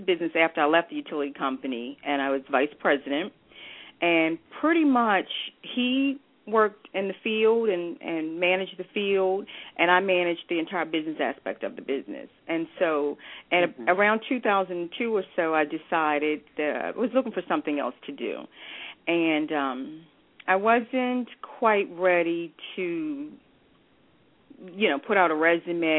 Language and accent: English; Baltimore, Maryland, United States; also born or lived in Bermuda; I grew up in the Baltimore area, and I went to all the Baltimore City public schools